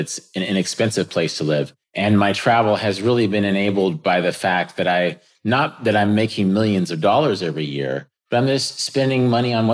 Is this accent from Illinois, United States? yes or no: no; Kansas, United States; I got some land in Kansas, which is my home state. It's very near my family